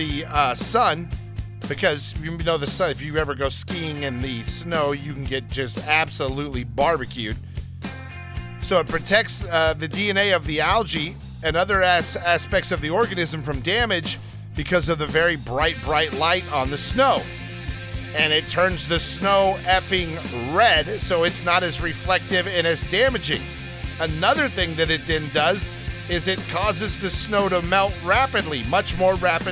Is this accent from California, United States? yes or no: yes; Downey, California, United States; I grew up in Downey, in our area, there were a lot of Mormons on my street